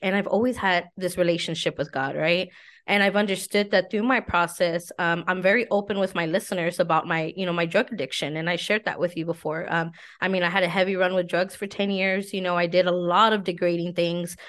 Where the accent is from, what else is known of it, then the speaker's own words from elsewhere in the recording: San Antonio, Texas, United States; I'm from San Antonio